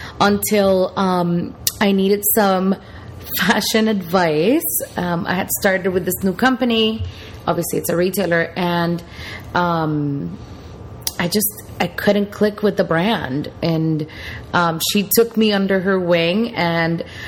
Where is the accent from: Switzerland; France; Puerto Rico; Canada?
Puerto Rico; now in Miami, United States; I am from Puerto Rico, born and raised.